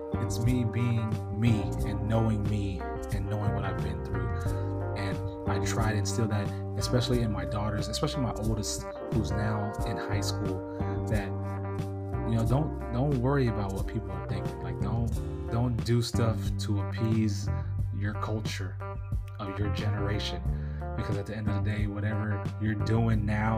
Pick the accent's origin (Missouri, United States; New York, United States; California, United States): California, United States; I'm from Cali